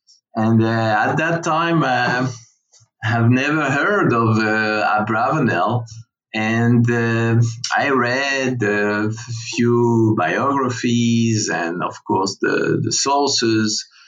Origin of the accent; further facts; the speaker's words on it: Paris, Île-de-France, France; So I was born and bred in Paris in a Jewish post-68 family, very far leftist and far away in many aspects from Jewish religion.